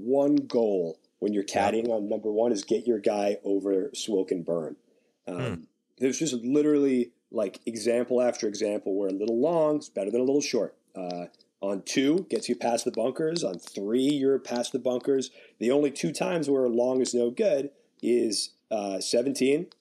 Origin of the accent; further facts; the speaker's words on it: United States; accent: American; now in St Andrews, United Kingdom; being American